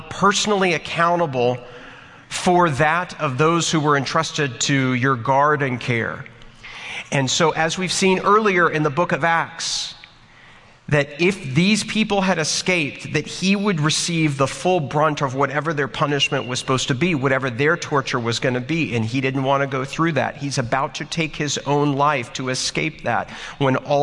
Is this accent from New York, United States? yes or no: no; Texas, United States; I'm from Texas